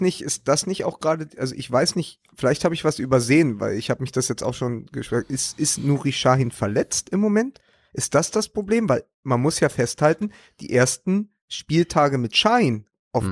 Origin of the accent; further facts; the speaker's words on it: Berlin, Germany; als Berliner, als Hertaner